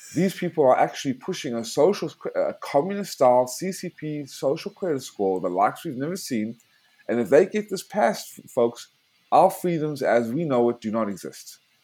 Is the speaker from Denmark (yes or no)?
no; South Africa; moved away; also born or lived in United States; I was born in South Africa because my family had to flee Nazi tyranny in the 40s